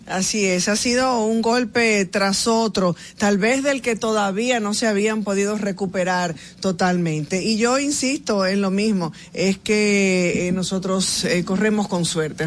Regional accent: Dominican Republic; como ciudadanos, como dominicanos

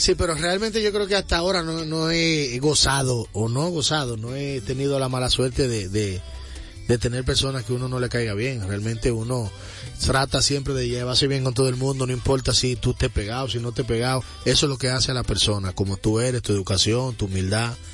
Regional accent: Santo Domingo Este, Distrito Nacional, Dominican Republic; yo vengo de un barrio donde se consume mucha salsa. Yo soy los mineros

